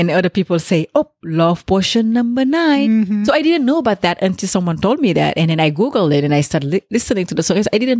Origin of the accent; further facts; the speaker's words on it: Senegal; moved away; In Senegal, we use the hibiscus, the Jamaica. In Senegalese, we say bisap